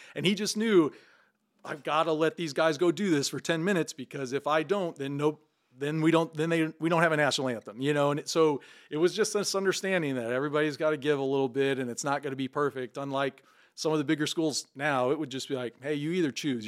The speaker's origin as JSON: {"language": "English", "town": "Valmeyer", "region": "Illinois", "country": "United States", "tie": "born or raised there", "said": "I was born and raised in Valmeyer"}